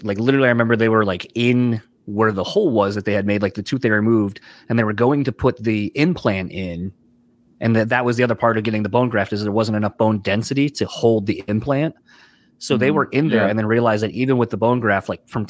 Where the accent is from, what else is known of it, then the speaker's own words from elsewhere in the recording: Delaware, United States; moved away; growing up in Delaware originally, that's where I'm from